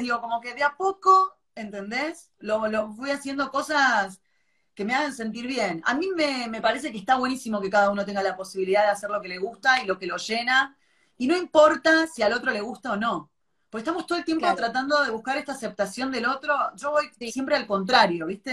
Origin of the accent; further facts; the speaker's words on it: Buenos Aires, Argentina; Yo soy de, Palermo, nací en Palermo.